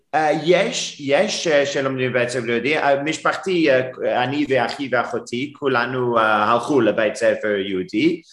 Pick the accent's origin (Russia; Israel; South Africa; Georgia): South Africa; Durban, KwaZulu-Natal; Hebrew is a second language; now in Cape Town, South Africa; גדלתי בדרום אפריקה, אבל לא בקייפטאון, בדרבן